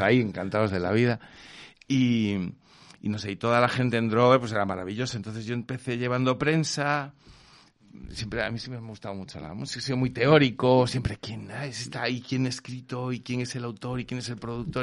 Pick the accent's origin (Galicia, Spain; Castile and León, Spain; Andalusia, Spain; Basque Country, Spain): Galicia, Spain; Vigo; moved away; somos de Vigo